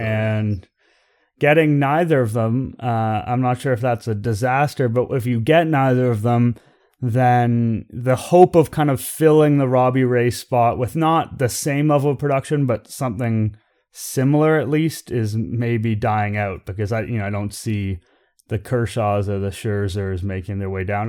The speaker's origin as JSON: {"language": "English", "town": "Toronto", "region": "Ontario", "country": "Canada", "tie": "born or raised there", "said": "I'm born and raised in Toronto. I've lived here for all but four years of my life"}